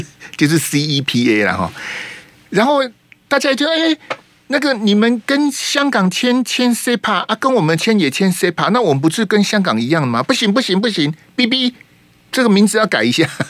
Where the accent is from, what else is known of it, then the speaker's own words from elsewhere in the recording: Taiwan; 我们台湾这边